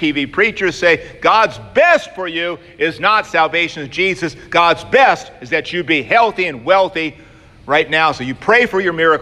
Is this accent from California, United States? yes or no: no; Georgia, United States; I'm from Georgia